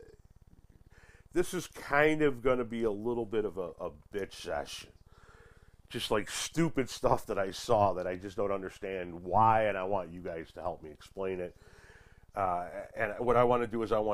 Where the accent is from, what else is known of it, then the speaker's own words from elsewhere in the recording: Chicago, Illinois, United States; We grew up in the Chicagoland area